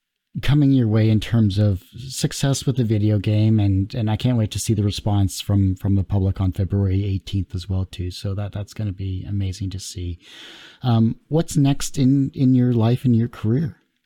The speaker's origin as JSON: {"language": "English", "town": "Windsor", "region": "Ontario", "country": "Canada", "said": "Yeah, I'm from Windsor, Ontario as well, too."}